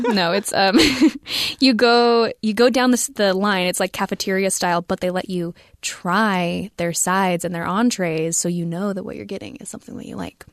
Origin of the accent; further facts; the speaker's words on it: United States; I'm an American